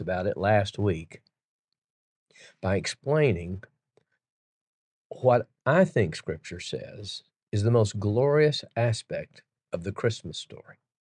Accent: Chattanooga, Tennessee, United States; Chattanooga, Tennessee, my hometown

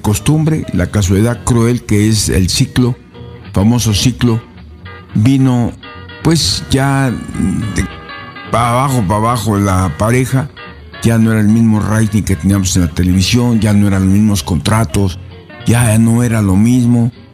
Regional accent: Puebla, Mexico; soy mexicano, yo soy poblano

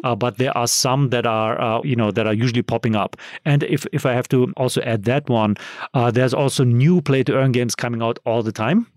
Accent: Germany; moved away; so I'm from Europe, so I'm from Germany

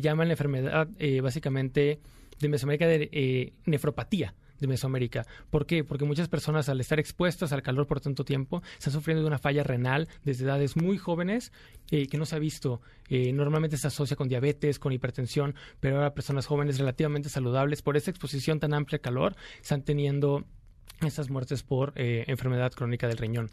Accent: Veracruz, Mexico; Yo soy de, la, de Veracruz, del puerto

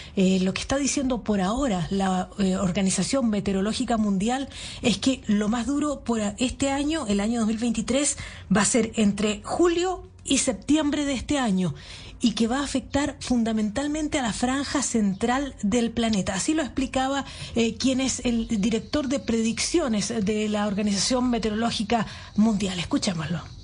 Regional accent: Chile; como chilenas

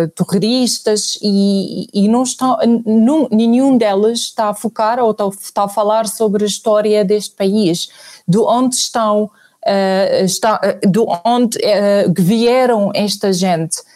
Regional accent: Syria; Portuguese is a second language; moved away as an adult; also born or lived in Nigeria / Ghana; now in Portugal; eu saí da Síria uh, em 2003, quando casei com o meu marido

